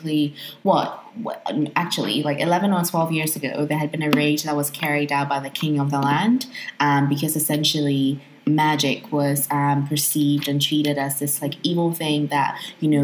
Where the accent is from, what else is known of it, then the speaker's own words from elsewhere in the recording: Ghana; as a Ghanaian African child